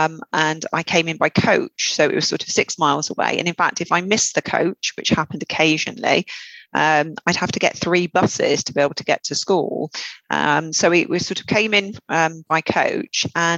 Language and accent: English; West Midlands, United Kingdom; accent: Black Country; Black Country girl, even though my sister, who's still there, thinks I'm a traitor because I've lost my accent.